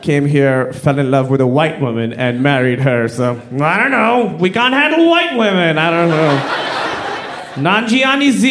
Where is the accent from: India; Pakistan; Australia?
Pakistan; I'm from Pakistan